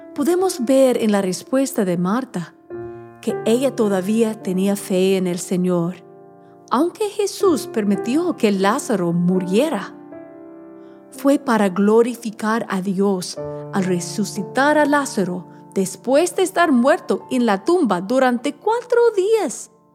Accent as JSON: {"language": "Spanish", "region": "Alabama", "country": "United States", "tie": "born or raised there", "said": "mi pueblo en Alabama"}